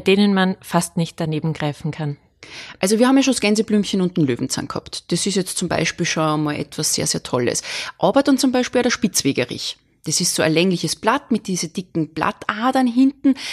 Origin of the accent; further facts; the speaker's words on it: Salzburg, Austria; ich bin Salzburgerin